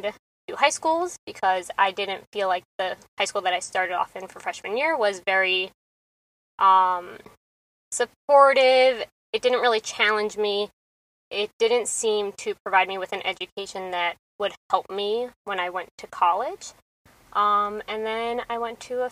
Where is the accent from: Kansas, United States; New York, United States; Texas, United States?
New York, United States; New York City; also born or lived in Forest Hills, Queens; we grew up in Forest Hills for about a year or so. And then we moved to Bayside, Queens, where we've kind of been ever since